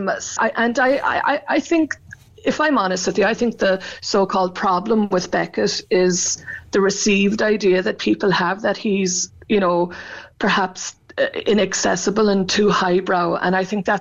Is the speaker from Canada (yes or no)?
no; Cork, Munster, Ireland; moved away; I come from Arhila, but my mum was from Bear and dad from Coolay, so I know that part of the country very well